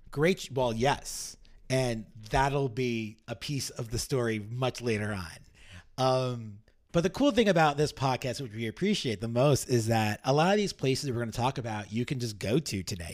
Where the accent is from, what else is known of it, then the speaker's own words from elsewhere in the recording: New York City, New York, United States; I'm born and raised in New York